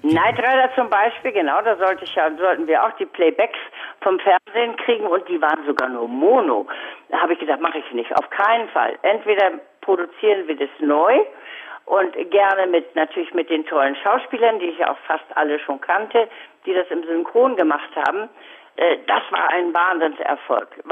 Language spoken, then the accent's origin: German; Lübeck, Schleswig-Holstein, Germany; ich bin in Lübeck aufgewachsen